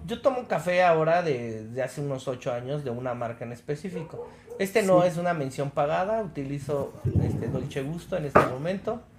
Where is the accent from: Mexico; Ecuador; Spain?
Mexico; also born or lived in Mexico City